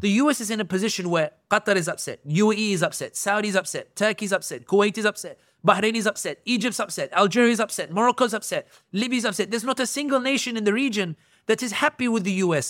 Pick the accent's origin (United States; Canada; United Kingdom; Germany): United Kingdom; London; somebody born and raised in London